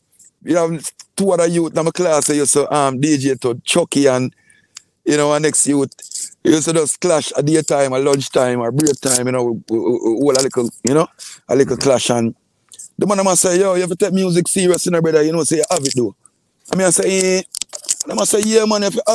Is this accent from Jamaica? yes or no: yes; Portmore, Saint Catherine, Jamaica; also born or lived in Kingston; I was born in Kingston, and I grew up in Portmore. I spent most of my lifetime in Portmore.